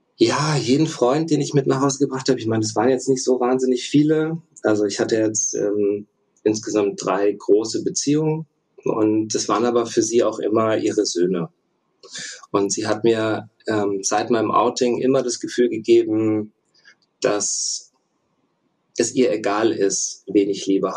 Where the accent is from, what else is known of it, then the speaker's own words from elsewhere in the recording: Russia; moved away; ich bin in Russland geboren, beide Elternteile ähm, sind russisch